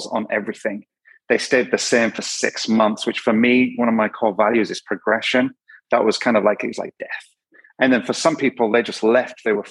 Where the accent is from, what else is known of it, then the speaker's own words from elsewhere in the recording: Yorkshire and the Humber, United Kingdom; I'm from Yorkshire, so rugby league and football and all different things.